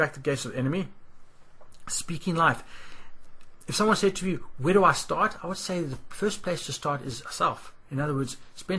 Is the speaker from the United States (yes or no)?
no; South Africa; moved away; Like when we came from South Africa, and I know there will be some South Africans listening to this